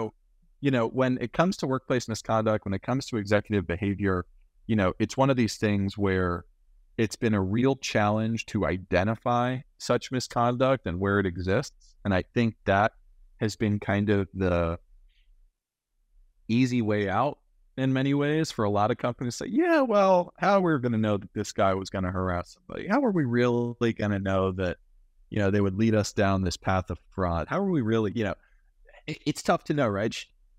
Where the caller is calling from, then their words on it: Glendale, California, United States; I'm calling in from Glendale, you know, 2 or 3 miles from Burbank, Disney headquarters, right?